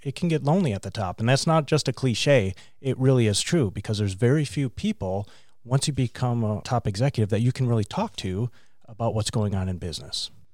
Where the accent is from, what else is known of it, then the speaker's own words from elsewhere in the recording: Mayville, Wisconsin, United States; also born or lived in Cleveland, Ohio; I grew up in Wisconsin, small town called Mayville, four thousand people